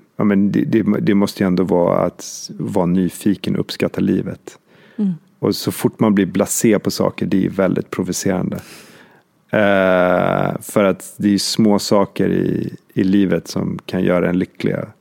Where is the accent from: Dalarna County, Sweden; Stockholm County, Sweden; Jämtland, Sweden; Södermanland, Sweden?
Jämtland, Sweden; Åre; vi kommer ju bägge två från Jämtland, vi är uppväxta i Åre